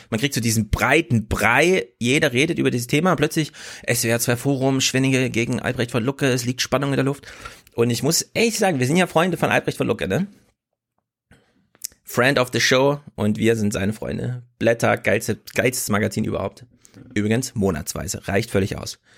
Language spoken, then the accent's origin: German; Thuringia, Germany; als Thüringer bin ich